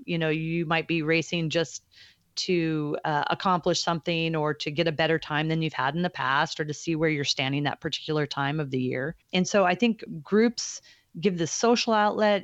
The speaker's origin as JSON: {"language": "English", "region": "Alaska", "country": "United States", "tie": "born or raised there", "said": "I grew up on the West Coast, in Alaska specifically."}